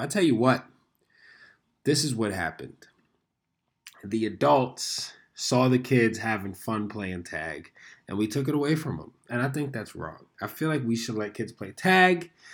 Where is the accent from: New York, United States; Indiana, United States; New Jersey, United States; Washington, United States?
New York, United States; New York City; I was born and raised in New York City